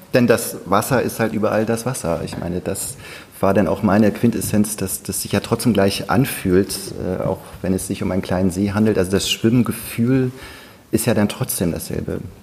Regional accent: North Sea coast, Germany; now in Berlin, Germany; Ich bin ja an der Nordsee aufgewachsen

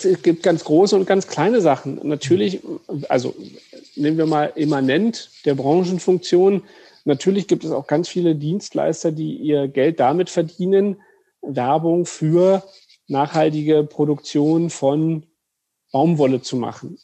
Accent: Brandenburg, Germany; Ich bin äh, geborener Brandenburger

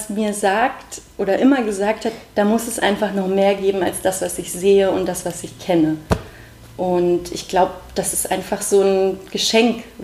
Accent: Brandenburg, Germany; ich bin im Spreewald aufgewachsen und ich bin ins Internat gezogen in die schöne Spreewaldstadt Lübben.

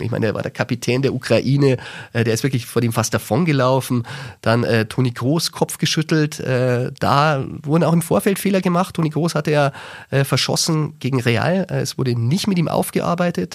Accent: Germany; als Deutscher

